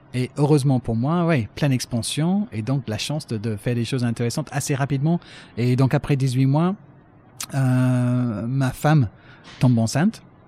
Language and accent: French; Brighton, South East England, United Kingdom; French is a second language; moved away as an adult; also born or lived in Paris / Manchester; now in France; je cherche à devenir journaliste euh, d'abord chez moi à Brighton